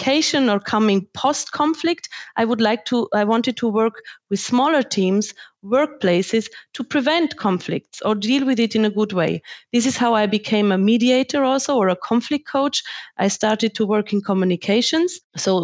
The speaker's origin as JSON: {"language": "English", "region": "Tyrol", "country": "Austria", "tie": "born or raised there", "moved": "yes", "lives_now": "Germany", "said": "I grew up in Austria and Tyrol in a very privileged environment"}